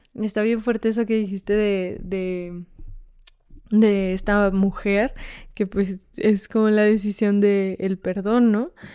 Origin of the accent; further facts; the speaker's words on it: Fresnillo, Zacatecas, Mexico; yo que soy de Fresnillo